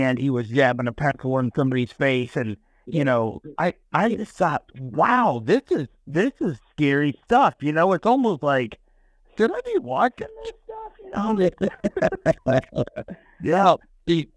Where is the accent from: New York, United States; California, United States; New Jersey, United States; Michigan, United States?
Michigan, United States; Lansing; I'm from Michigan, and the big town is Detroit